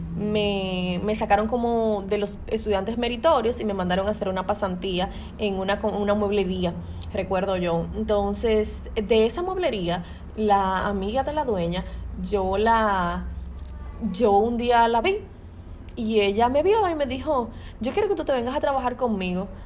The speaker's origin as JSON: {"language": "Spanish", "town": "Santo Domingo Este", "region": "Distrito Nacional", "country": "Dominican Republic", "tie": "born or raised there", "said": "yo vengo de un barrio de los Minas"}